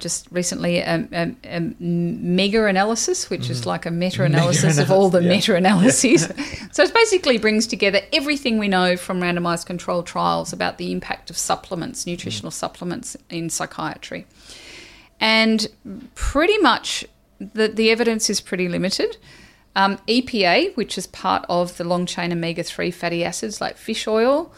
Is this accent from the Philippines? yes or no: no; Australia; I'm Australian